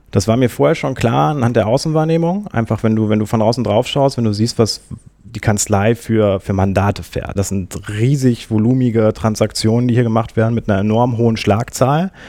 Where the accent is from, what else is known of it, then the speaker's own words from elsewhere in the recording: Minden, North Rhine-Westphalia, Germany; born there; ich komme gebürtig aus Minden. Das ist eine Kleinstadt zwischen, zwischen Bielefeld und Hannover bin dann nach Münster zum Studieren gegangen